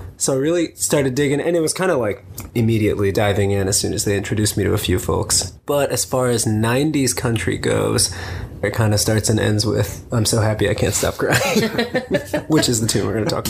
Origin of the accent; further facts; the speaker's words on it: Miami, Florida, United States; growing up in Miami, it was kind of like a country music desert